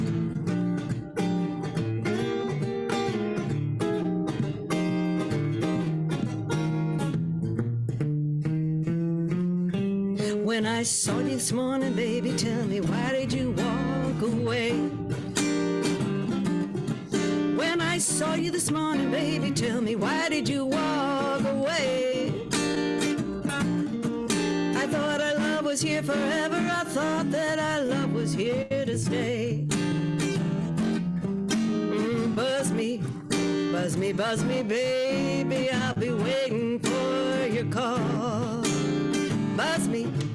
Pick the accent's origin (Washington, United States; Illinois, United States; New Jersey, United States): Illinois, United States; Homewood; also born or lived in Flossmoor; now in Chicago, United States; I grew up outside of Chicago in the South Suburbs, Homewood, Flossmoor